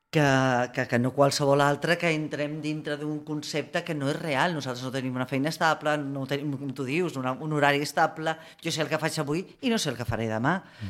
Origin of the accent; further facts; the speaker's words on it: Barcelona, Catalonia, Spain; jo com a barcelonina